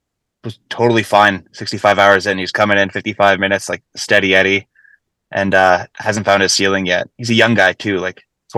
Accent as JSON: {"language": "English", "country": "Canada", "tie": "born or raised there", "also_born_or_lived": "Ohio, United States", "said": "So I was born in Ohio, and I've lived in Canada almost all my life. Wow. I'm a dual citizen."}